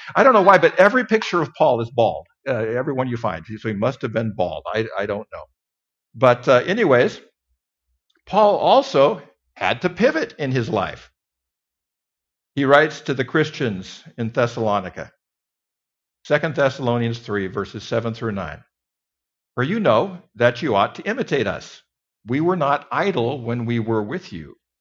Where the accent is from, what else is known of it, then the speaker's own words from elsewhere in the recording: Mountain West, United States; moved away; I grew up in a little town in the Mountain West